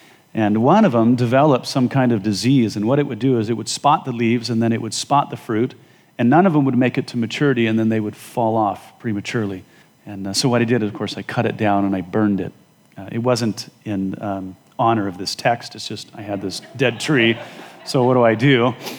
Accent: Wyoming, United States; moved away; As you know, I came from Wyoming and I lived at 7,000 feet. We couldn't grow much of anything.

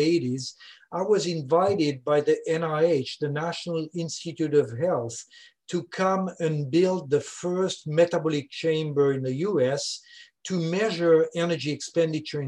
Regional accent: Switzerland; accent: French speaking; first language French; English is a second language; moved away as an adult; now in Louisiana, United States; I'm originally from Switzerland, as you can hear, French speaking.

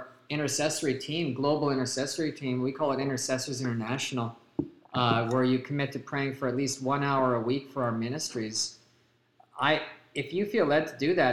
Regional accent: Canada; now in United States; we live in the U.S. and we're from Canada.

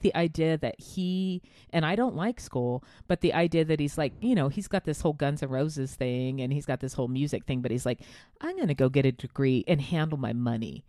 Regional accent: United States; I'm an American

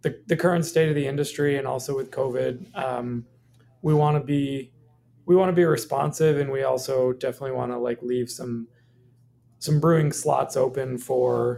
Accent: Maine, United States; moved away as an adult; also born or lived in Minneapolis; I grew up in Maine and, decided to move back with my family

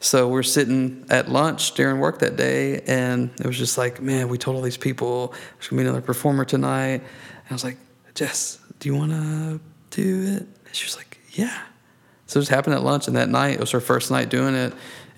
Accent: Southeast Texas, United States; also born or lived in Bridge City, Texas / Port Arthur, Texas / Beaumont, Texas; now in Garland, United States; back in my hometown, back in Southeast Texas.

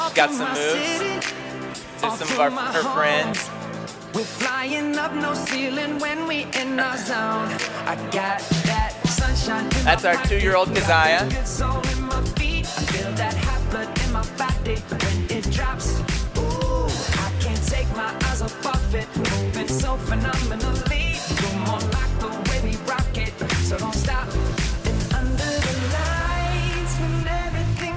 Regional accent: United States; growing up in America

